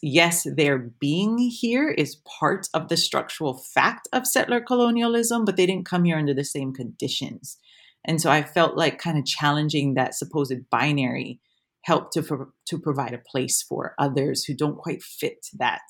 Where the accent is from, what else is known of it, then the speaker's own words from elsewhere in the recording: Waimea, Hawaii, United States; moved away as an adult; now in Wellington, New Zealand; having been born and raised in Hawaii and being Hawaiian in Hawaii